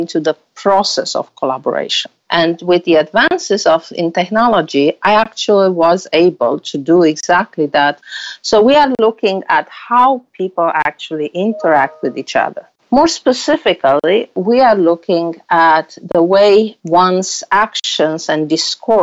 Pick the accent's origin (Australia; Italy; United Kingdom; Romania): Romania; moved away as an adult; also born or lived in Germany; now in United States; I am originally from Romania with a master in mathematics